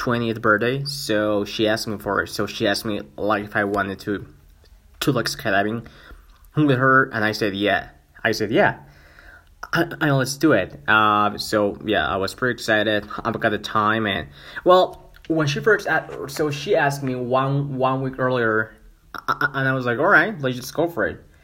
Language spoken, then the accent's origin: English; Mexico; first language Spanish; English is a second language; also born or lived in Vancouver, Canada; I'm from Mexico though, but I live in Canada for more than 1 year